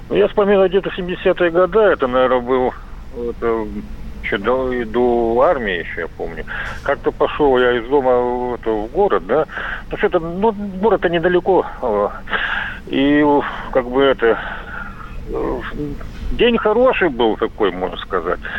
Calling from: Crimea, Ukraine; Я с Крыма звоню

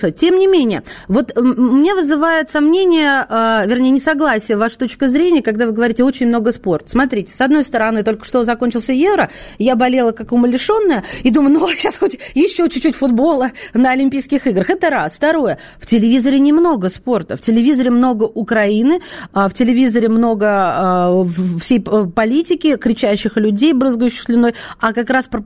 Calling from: Khabarovsk, Khabarovsk Krai, Russia; я из Хабаровска.

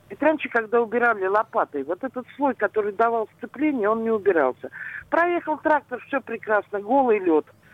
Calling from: Pushkin, Saint Petersburg, Russia; Здравствуйте, я вот из Пушкина вас беспокою.

